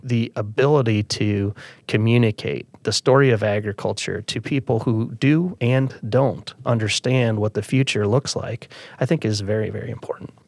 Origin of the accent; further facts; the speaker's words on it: Calhoun County, Iowa, United States; I grew up in Calhoun County, and I'm a fifth generation family farmer